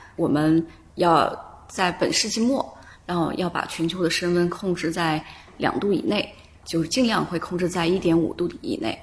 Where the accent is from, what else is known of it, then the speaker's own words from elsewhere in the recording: Yunnan, China; 我是来自云南嘛，是嗯。云南的彝族